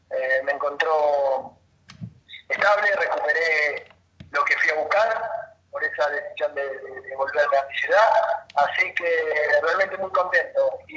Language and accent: Spanish; General Pico, La Pampa, Argentina; yo soy de General Pico y tengo, normalmente tengo, tengo hijos